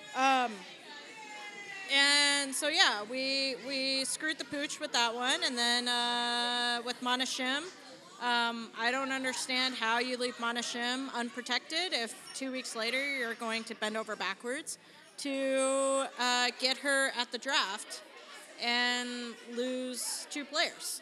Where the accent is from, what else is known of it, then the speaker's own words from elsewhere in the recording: Portland, United States; I'm from Portland